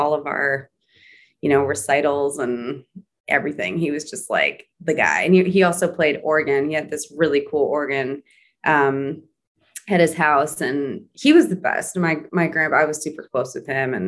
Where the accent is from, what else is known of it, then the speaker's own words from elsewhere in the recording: Wauwatosa, Wisconsin, United States; moved away as an adult; also born or lived in New York; growing up in Wauwatosa, Wisconsin